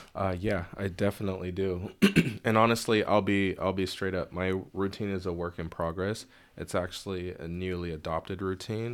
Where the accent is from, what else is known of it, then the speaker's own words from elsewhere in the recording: Bellevue, Washington, United States; also born or lived in Lynnwood, Washington / Mountlake Terrace, Washington; I was raised in Bellevue till about eighth grade